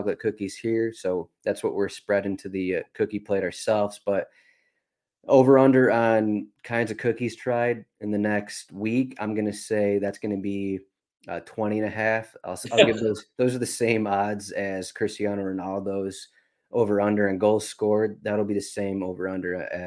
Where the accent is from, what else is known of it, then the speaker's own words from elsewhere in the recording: Michigan, United States; I grew up in Michigan.